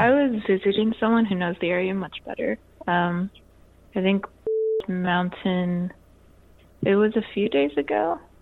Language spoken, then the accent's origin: English; New York City, New York, United States; I'm from New York City